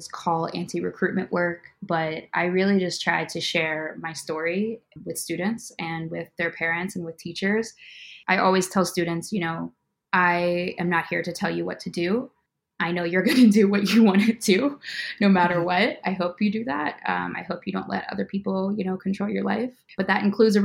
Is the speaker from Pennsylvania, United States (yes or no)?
yes; Pittsburgh, Pennsylvania, United States; moved away as an adult; now in Chicago, United States; I'm from Pittsburgh, but I just recently moved to Chicago in August of 2021